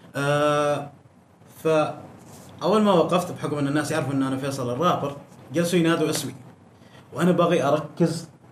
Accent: Oman; انا عماني في عمان عندنا المبارزات الكلاميه بفن الميدان

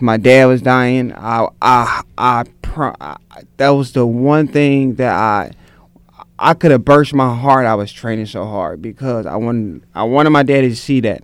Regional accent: St. Louis, Missouri, United States; I was a kid from North St. Louis who um, was around a lot of gangs

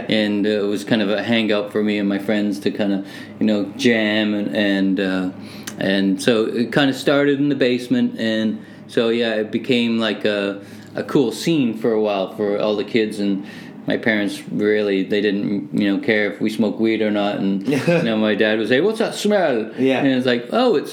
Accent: Hamilton, Ontario, Canada; also born or lived in Manchester, England; I was born in Manchester, and my parents immigrated here in '67. And so, uh, yeah, living in Hamilton, Ontario

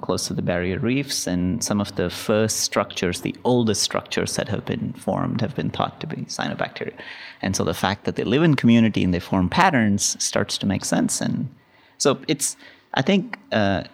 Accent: India; now in United States; I grew up in India

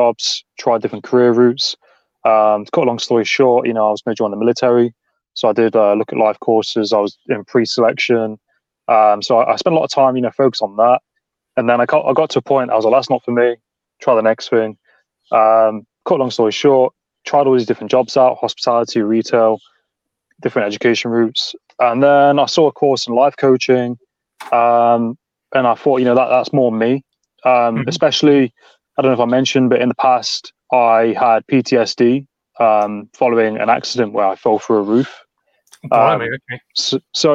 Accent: Nottingham, East Midlands, United Kingdom; now in Cornwall, United Kingdom; I'm originally from Nottingham

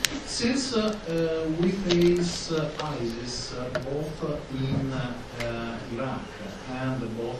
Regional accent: Italy; English is a second language; I am from Italy

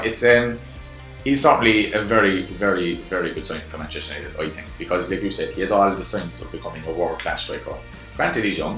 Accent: Ireland; I'm Irish now.

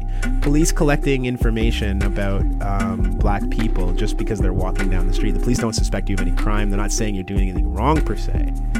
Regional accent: Canada; also born or lived in Toronto, Canada; my parents are from Freetown, Sierra Leone, but I'm a Canadian. I was born in this country.

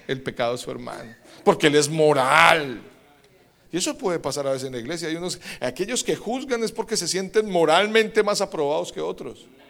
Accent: Colombia; moved away; also born or lived in Medellín

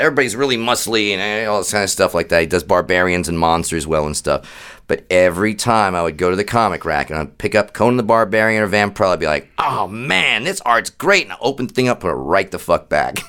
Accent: Bergen County, New Jersey, United States; my home county

